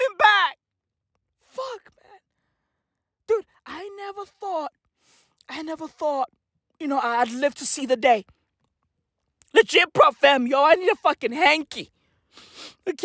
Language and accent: English; South Africa; I'm South African